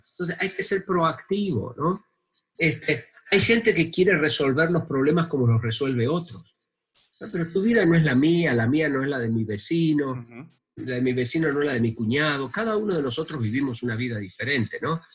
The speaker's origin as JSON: {"language": "Spanish", "country": "Argentina", "said": "en mi país"}